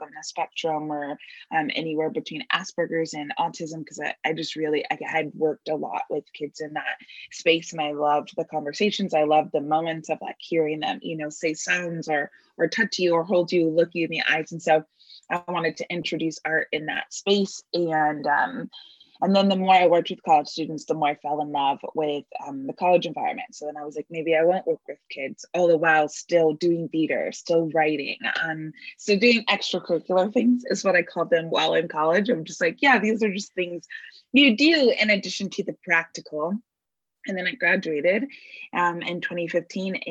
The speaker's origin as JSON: {"language": "English", "area": "Bay Area", "region": "California", "country": "United States", "tie": "born or raised there", "said": "I'm born and raised in the Bay Area"}